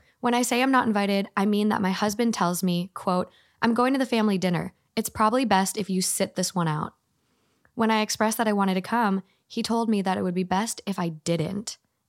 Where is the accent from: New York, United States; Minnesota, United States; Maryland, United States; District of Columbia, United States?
Minnesota, United States; I'm from Minnesota.